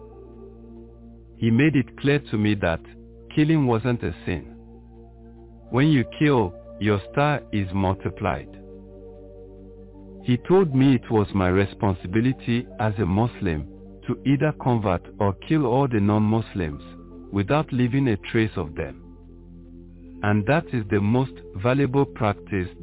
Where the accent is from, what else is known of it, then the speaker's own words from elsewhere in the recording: Edo, Nigeria; I am a Nigerian from the Edo State. In my small village called Kokumo